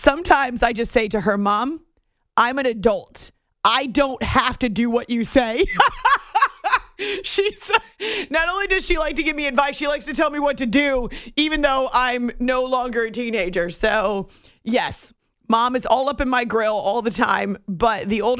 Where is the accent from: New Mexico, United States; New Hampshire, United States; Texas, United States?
New Hampshire, United States; moved away; when I was growing up in New Hampshire